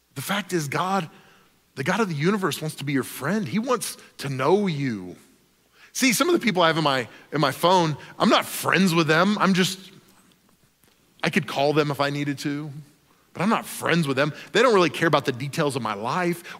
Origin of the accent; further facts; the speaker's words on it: Oklahoma, United States; I grew up in Oklahoma